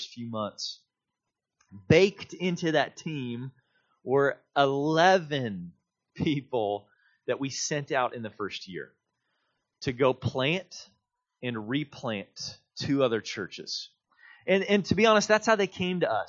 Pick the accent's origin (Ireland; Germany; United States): United States; Kansas City, Missouri; moved away; I'm originally from Kansas City